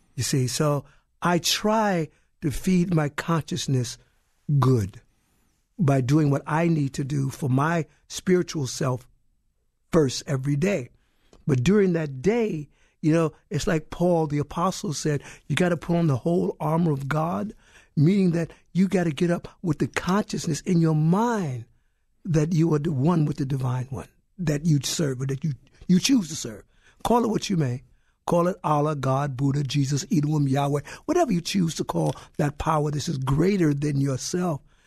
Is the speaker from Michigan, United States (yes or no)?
no; Brooklyn, New York, United States; I grew up in Brooklyn.